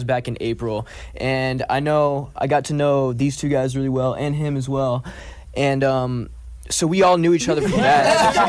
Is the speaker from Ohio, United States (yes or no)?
yes; Cleveland, Ohio, United States; I'm 18. I'm from Cleveland, Ohio.